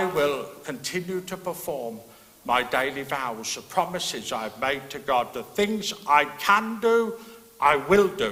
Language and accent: English; England, United Kingdom; now in Northern Ireland, United Kingdom; being an Englishman